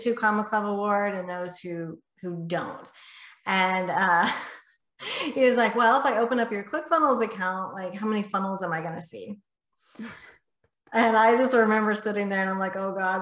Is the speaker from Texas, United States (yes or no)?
yes; north of Houston, Texas, United States; just north of Houston, Texas. So I'm Texas born and bred.